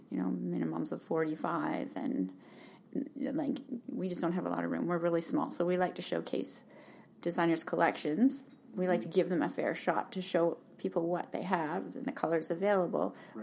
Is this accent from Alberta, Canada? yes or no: yes; Calgary, Alberta, Canada; moved away as an adult; also born or lived in Hamilton, Ontario; now in Kelowna, Canada; I was born in Hamilton, lived there till my parents decided to move to Alberta when I was about seven. And so I basically grew up in Calgary